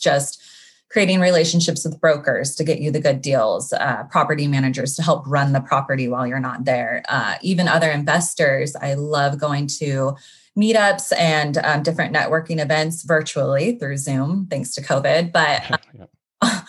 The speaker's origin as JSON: {"language": "English", "town": "Sacramento", "region": "California", "country": "United States", "tie": "born or raised there", "moved": "as an adult", "lives_now": "Los Angeles, United States", "said": "I'm from Sacramento, uh, grew up there, went to Sacramento State"}